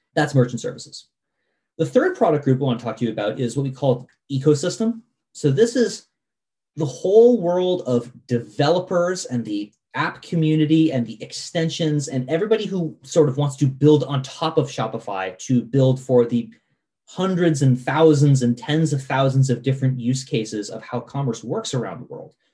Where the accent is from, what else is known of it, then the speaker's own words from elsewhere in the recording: Vermont, United States; I grew up in Vermont, and I remember when Vermont got our first Walmart